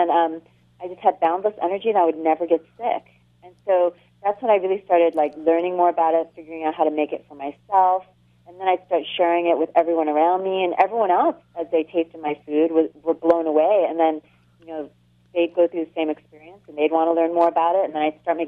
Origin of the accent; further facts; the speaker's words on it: Catskill Mountains, New York, United States; moved away; also born or lived in Buffalo, New York; I grew up in the Catskill Mountains